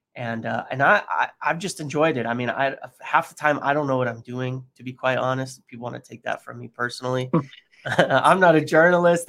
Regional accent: United States; being American

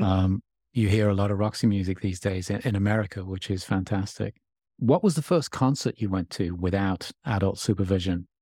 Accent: England, United Kingdom; it was a sort of coming of age time for me grow, growing up in England

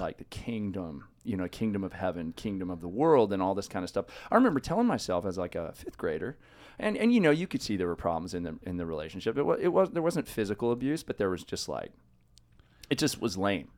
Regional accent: Los Osos, California, United States; also born or lived in San Luis Obispo, California; Grew up in Los Osos, a little tiny five thousand person town, kinda on the coast

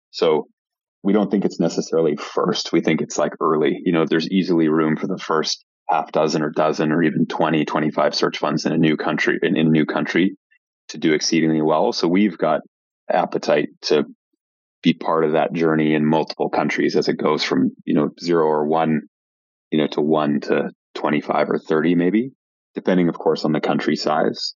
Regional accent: Vancouver, British Columbia, Canada; moved away as an adult; also born or lived in Montreal / Toronto / South Africa; I'm Canadian originally. I grew up in Vancouver.

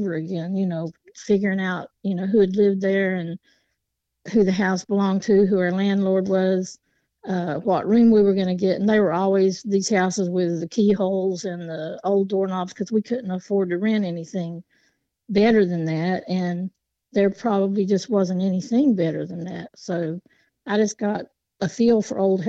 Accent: Appalachia, United States; I grew up in Appalachia.

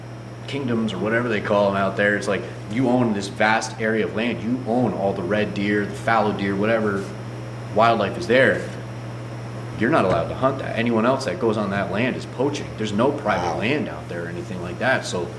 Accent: New York, United States; also born or lived in Ohio; So like, growing up in New York, in Ohio and stuff like that, a nice antlered white-tailed deer, and I'm like, oh, we're going deer hunting.

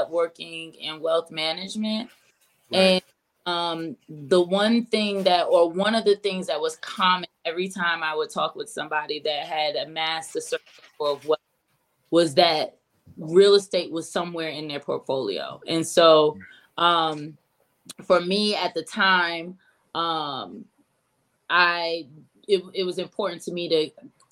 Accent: Richmond, Virginia, United States; now in Raleigh, United States; I'm originally from Richmond, Virginia, but I was moved down to Raleigh about 13 years ago

